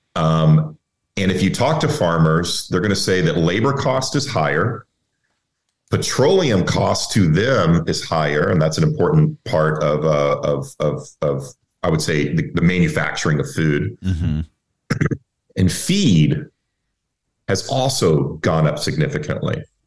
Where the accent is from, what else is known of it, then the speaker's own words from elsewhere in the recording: Texas, United States; I'm, I'm originally from Texas. So um, everybody, you know, you know, everybody's involved in the energy business where, where I grew up